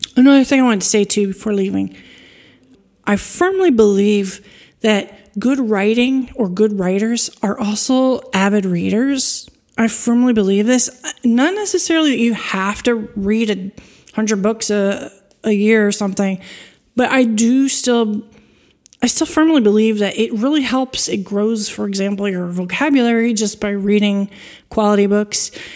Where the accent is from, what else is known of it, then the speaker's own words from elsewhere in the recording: East Coast, New York, United States; moved away as an adult; also born or lived in Washington, D.C. area; now in France; As someone who grew up on the East Coast in the U S, I'm a New Yorker.